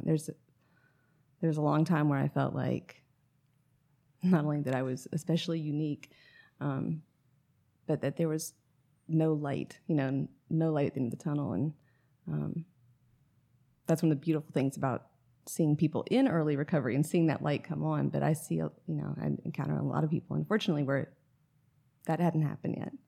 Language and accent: English; Atlanta, Georgia, United States; also born or lived in Raleigh, North Carolina; now in Sylva, United States; I'm from Atlanta originally